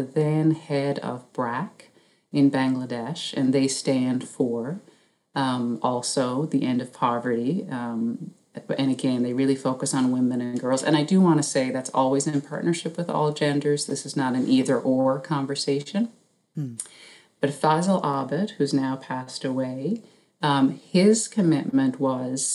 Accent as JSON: {"language": "English", "region": "Newfoundland and Labrador", "country": "Canada", "tie": "born or raised there", "said": "growing up in Newfoundland"}